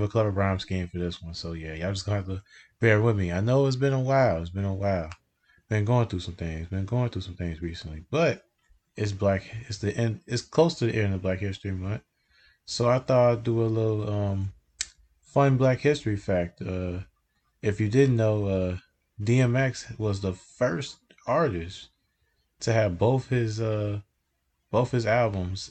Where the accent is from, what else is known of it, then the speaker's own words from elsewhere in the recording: Chicago, Illinois, United States; my hometown